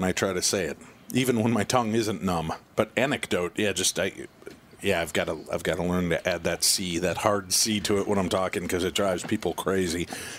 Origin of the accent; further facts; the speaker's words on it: Minnesota, United States; I'm from Minnesota, and you'd think I'd have that long A sound, but I don't.